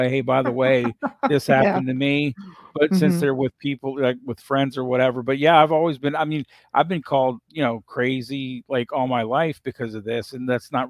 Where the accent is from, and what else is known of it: Northern Virginia, United States; born or raised there